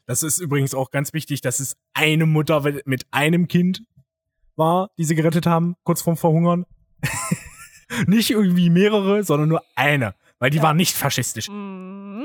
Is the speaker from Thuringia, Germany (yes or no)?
yes; Thuringia, Germany; moved away; als Thüringer